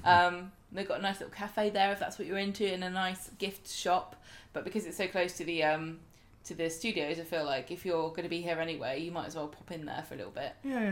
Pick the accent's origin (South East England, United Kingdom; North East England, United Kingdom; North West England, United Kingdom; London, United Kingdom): South East England, United Kingdom; Southampton; born there; I was born in Princess Anne Hospital.